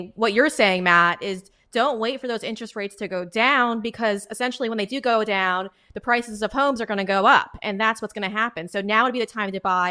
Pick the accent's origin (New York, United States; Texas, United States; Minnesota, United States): New York, United States; I'm I'm a New Yorker.